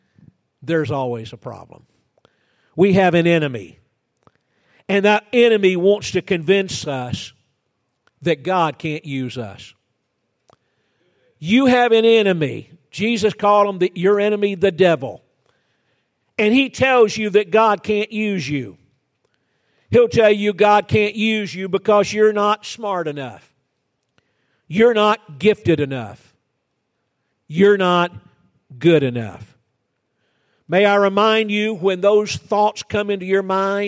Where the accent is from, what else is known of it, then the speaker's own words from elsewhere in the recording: Georgia, United States; moved away; also born or lived in Florida; I was born and raised in Georgia